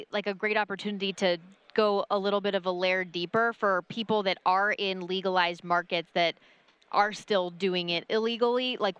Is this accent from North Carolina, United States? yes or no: no; Las Vegas, Nevada, United States; I'm somebody who grew up, born and raised in the city of Las Vegas, so it was never weird to me until I went other places.